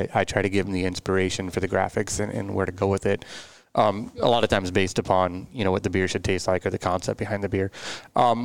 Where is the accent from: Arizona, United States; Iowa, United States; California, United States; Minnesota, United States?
Iowa, United States; New Hampton; I grew up in Northeast Iowa, New Hampton, just an hour north